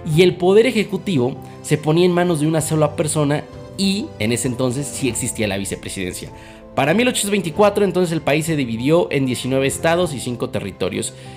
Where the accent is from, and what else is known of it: Mexico